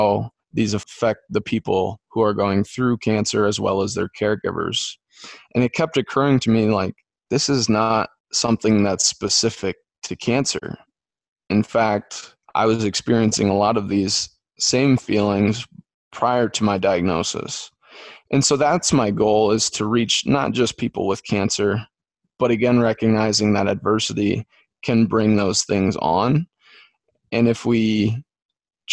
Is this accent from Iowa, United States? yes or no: yes; Dyersville, Iowa, United States; I'm from Dyersville, where the Field of Dreams is